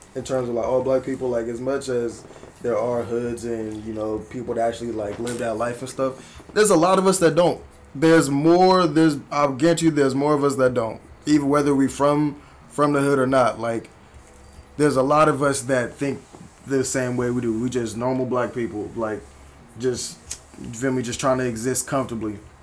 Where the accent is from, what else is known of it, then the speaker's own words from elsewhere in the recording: Berkeley, California, United States; I'm from Berkeley. I'm from South Berkeley